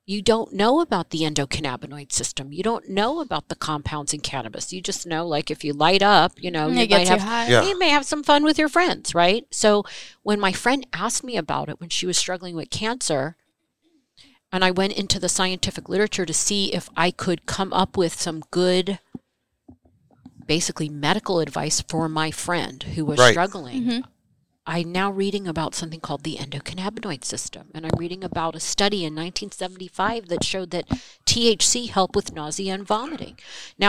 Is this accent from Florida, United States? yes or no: no; New Jersey, United States; moved away as an adult; now in California, United States; I'm from New Jersey